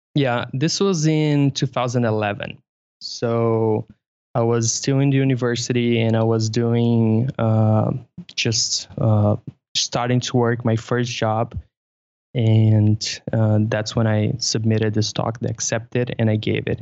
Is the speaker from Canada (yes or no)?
no; Brazil; English is a second language; I'm from Brazil